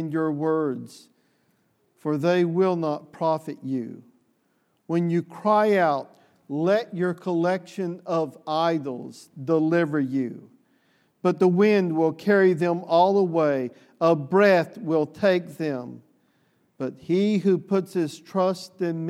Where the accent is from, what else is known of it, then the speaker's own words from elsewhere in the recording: the South, United States; the Southerner that I am